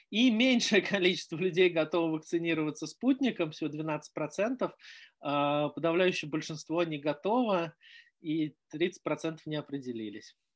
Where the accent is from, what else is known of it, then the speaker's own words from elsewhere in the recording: Moscow, Russia; born there; я родился в Москве в 70-м на краю города.